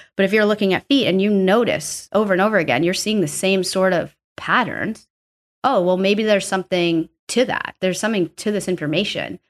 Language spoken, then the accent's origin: English; New York City, New York, United States; also born or lived in Arkansas; I'm from New York, pretty much born and raised here